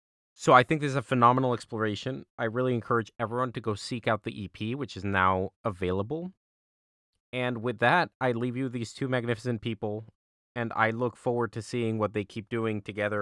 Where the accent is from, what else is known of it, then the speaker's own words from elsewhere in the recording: Austin, Texas, United States; I had just moved back to my hometown of Austin, and I was looking for any chance to continue singing.